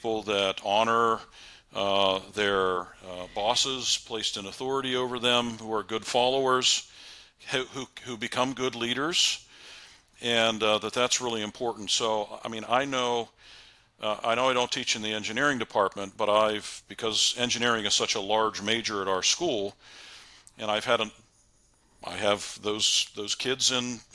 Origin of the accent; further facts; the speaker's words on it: Western Pennsylvania, United States; I was born and raised here in Western Pennsylvania